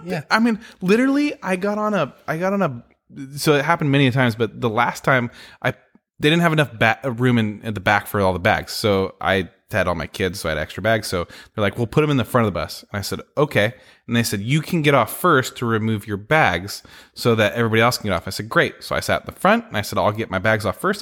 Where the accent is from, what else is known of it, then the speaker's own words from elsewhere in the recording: San Francisco, California, United States; now in Oregon, United States; I grew up in San Francisco